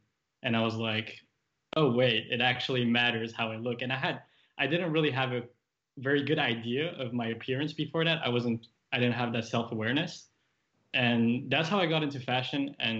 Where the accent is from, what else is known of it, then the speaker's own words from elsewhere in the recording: Paris, Île-de-France, France; English is a second language; also born or lived in Japan / Toronto, Canada; I'm French Japanese. But I grew up traveling the world, moving countries every 3 years, more or less. So I was born in Paris, moved to Japan 2 weeks after that, still a baby.